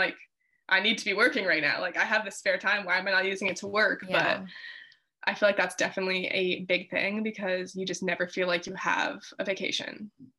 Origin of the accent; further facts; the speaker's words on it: Canada; so I do think stuff like that as a Canadian creator do, it doesn't like bother me that much